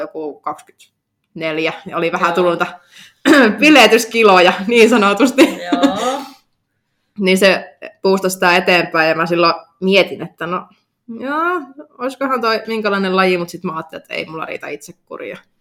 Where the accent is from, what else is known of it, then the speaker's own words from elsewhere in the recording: Oulu, North Ostrobothnia, Finland; mä oon syntynyt Oulussa